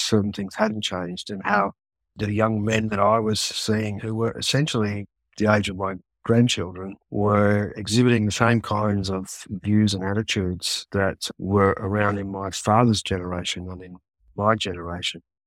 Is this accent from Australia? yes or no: yes; Australia; into your sixties as an Australian man